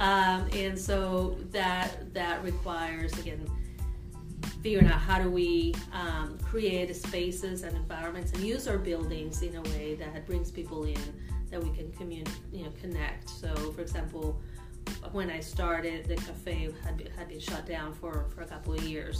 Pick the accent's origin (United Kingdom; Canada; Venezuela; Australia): Venezuela; Caracas, Capital District; moved away as an adult; now in Evansville, United States; I am originally from Caracas, Venezuela